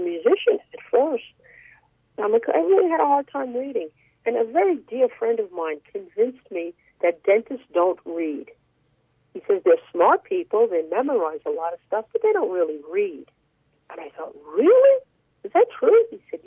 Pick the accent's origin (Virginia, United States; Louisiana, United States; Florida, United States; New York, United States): New York, United States; New York City; When I was a kid growing up in Brooklyn, New York